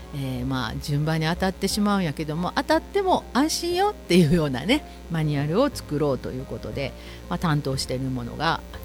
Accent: Kansai, Japan; 関西人なので、節分ですね。

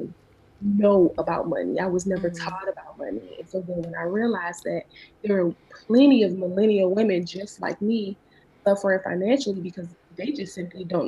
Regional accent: Savannah, Georgia, United States; moved away as an adult; also born or lived in Atlanta, Georgia; I'm originally from Savannah, Georgia. And graduated high school, and I moved to Atlanta.

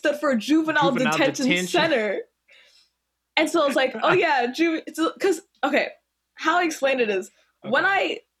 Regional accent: Canada; I'm Canadian

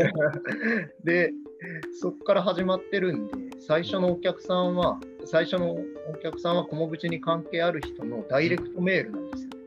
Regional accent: Uwajima, Ehime, Japan; born or raised there; moved away as an adult; also born or lived in Tokyo

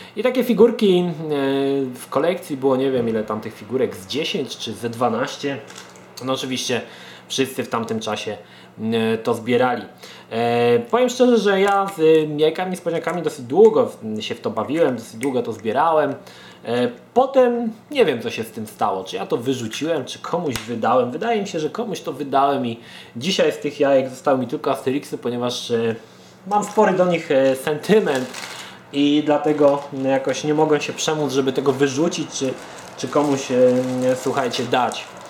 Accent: Poland

